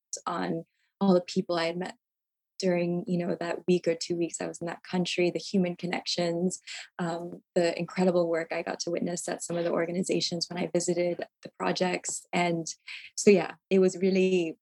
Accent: United States; me as an American

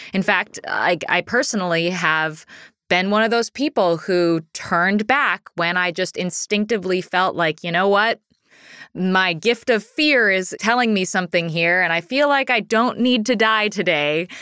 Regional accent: Pacific Northwest, United States; Growing up in the Pacific Northwest

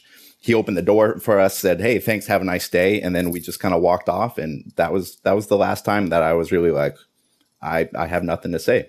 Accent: Alaska, United States; also born or lived in Seattle, United States; I was born in Seattle before I moved up to Alaska.

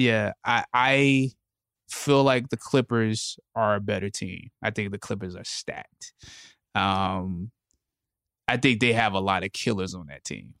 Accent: Anderson, South Carolina, United States; I grew up, I'm from Anderson, South Carolina

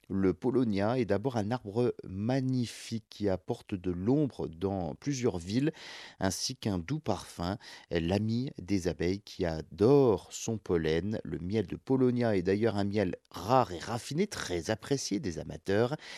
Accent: France; chez nous en France

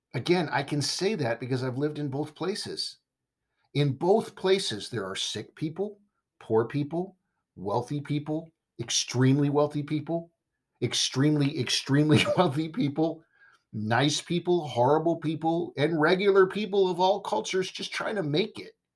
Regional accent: Southern California, United States; now in Texas, United States; I was raised in Southern California. That's my heart and my home

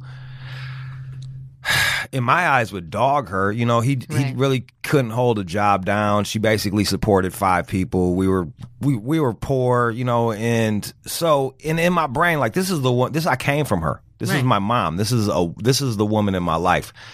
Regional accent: Pontiac, Michigan, United States; also born or lived in Detroit; I'm from Pontiac

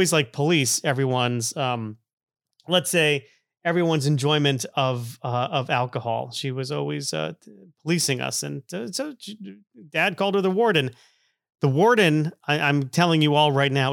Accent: Stamford, Connecticut, United States; I grew up in Stamford, Connecticut

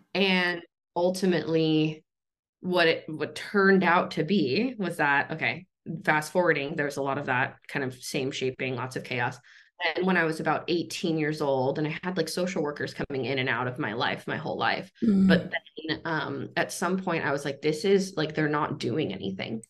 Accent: Los Angeles, California, United States; I was born in Southern California, grew up in a in a small town on Tongva land called uh, San Pedro, California

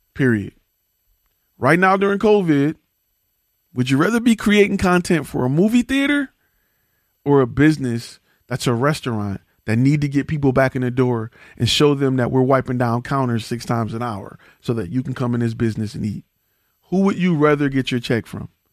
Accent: Detroit, Michigan, United States; I come from Detroit

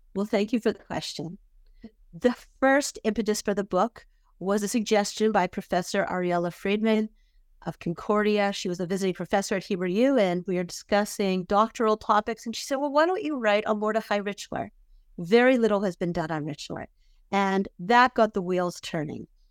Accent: Vancouver, British Columbia, Canada; now in Israel; I grew up in Vancouver, British Columbia

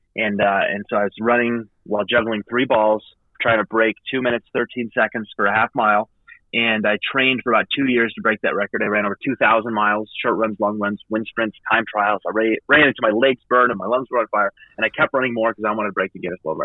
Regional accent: Idaho, United States; also born or lived in Massachusetts; I grew up in the Idaho public education system

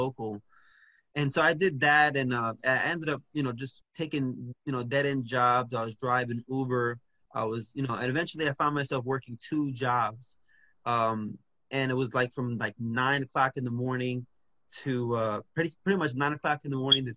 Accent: New Jersey, United States; now in Orlando, United States; I originally grew up in New Jersey

